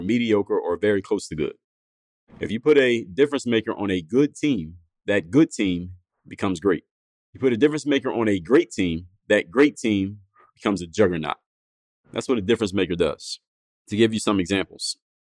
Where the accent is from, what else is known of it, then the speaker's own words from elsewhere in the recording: Philadelphia, Pennsylvania, United States; My hometown, Philadelphia